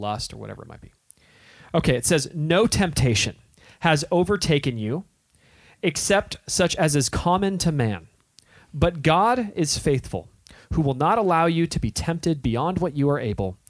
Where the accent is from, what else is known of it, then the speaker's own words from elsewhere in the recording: Southern California, United States; moved away; But we grew up in Southern California.